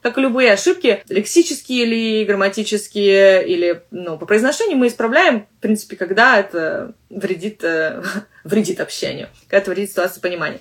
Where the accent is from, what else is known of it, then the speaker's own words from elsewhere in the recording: Russia; accent: Russian; У меня русский акцент в английском английском языке.